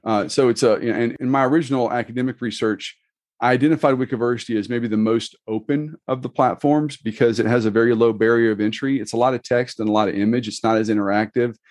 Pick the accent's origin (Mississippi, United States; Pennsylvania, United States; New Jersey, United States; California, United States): Mississippi, United States; I'm actually from Mississippi. My wife doesn't let me claim New Orleans, so, you know, I'm an hour, from an hour away.